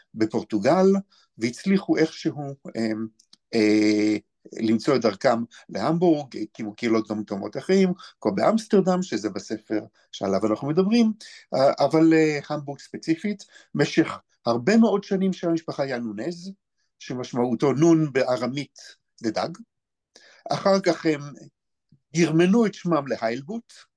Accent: Beersheba, Southern District, Israel; now in Elazar, Gush Etzion; אני יליד באר שבע

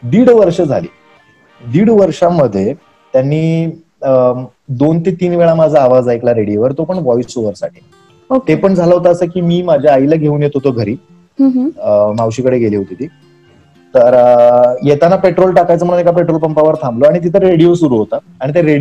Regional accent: Maharashtra, India; accent: Kolhapuri; मी typical Kolhapuri बोलायचो

